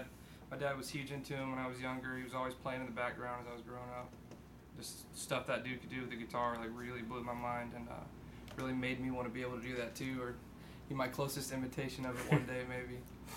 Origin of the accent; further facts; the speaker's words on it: Mobile, Alabama, United States; Everybody else is from Mobile. Yeah, born and raised for the most part.